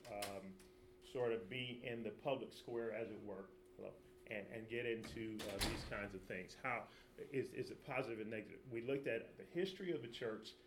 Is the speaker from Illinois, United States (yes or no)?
yes; Chicago, Illinois, United States; I'm from Chicago